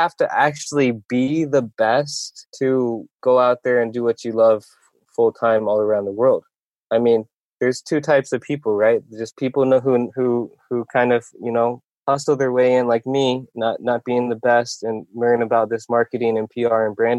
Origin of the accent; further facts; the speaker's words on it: Iowa, United States; also born or lived in Korea; I was born in Korea. I grew up in Iowa, though, because I was adopted by my family in Iowa.